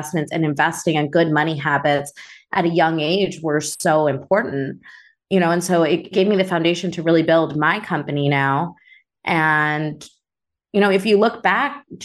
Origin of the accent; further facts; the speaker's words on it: Chicago, Illinois, United States; also born or lived in Naperville; I grew up in Chicago